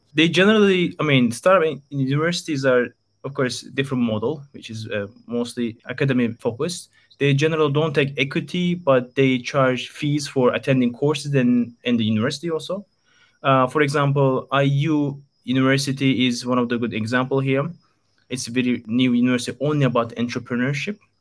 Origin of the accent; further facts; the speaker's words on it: Istanbul, Turkey; moved away as an adult; now in Japan; born and raised in Istanbul, Turkey. I'm from Turkey and came to Japan three years ago.